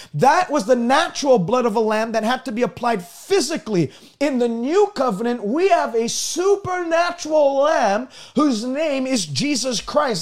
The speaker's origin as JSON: {"language": "English", "country": "Canada", "said": "I'm a Canadian. I don't speak like an American."}